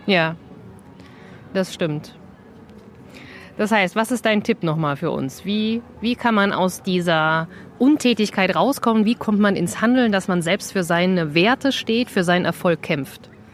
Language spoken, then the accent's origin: German; Vogelsberg, Hesse, Germany; Also ich bin ja auch so ein plattes Landei. Ich komme ja aus dem Vogelsberg, wie ihr alle wisst. dreihundertfünfzig Seelendorf